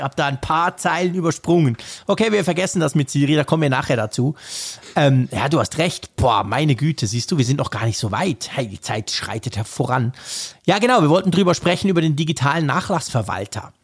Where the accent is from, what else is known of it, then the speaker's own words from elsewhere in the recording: Switzerland; bei uns in der Schweiz